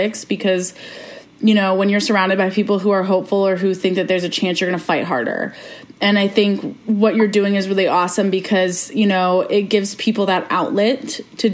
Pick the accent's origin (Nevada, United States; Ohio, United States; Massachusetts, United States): Ohio, United States; I'm from Ohio